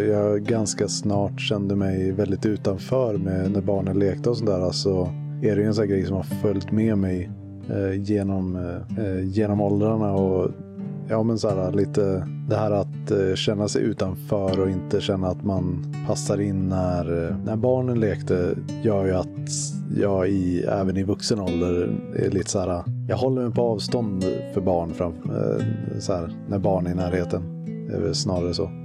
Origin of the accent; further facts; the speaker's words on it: Norway; Det är för att jag är från Norge.